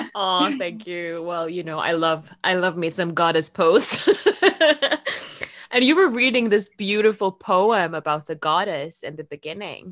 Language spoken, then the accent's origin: English; Norway; English is a second language; moved away as an adult; also born or lived in Rome; Norway, you know, where I grew